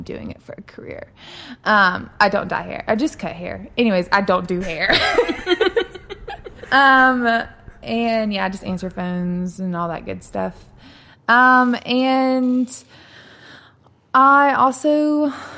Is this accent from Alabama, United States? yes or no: yes; Birmingham, Alabama, United States; also born or lived in Florence, Alabama / Atlanta, Georgia; I am originally from Birmingham and grew up here, went to high school here